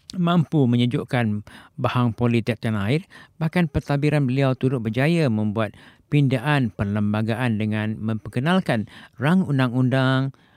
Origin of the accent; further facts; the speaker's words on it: Malaysia; now in Japan; kita sebagai rakyat Malaysia di, di Jepun ni